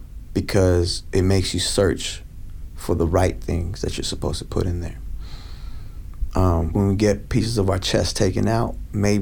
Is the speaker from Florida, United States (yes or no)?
no; Stockton, California, United States; I was from Stockton, California